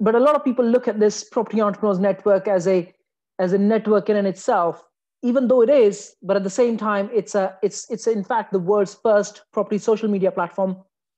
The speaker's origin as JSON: {"language": "English", "country": "Afghanistan", "moved": "as an adult", "lives_now": "United Kingdom", "said": "I came from Afghanistan"}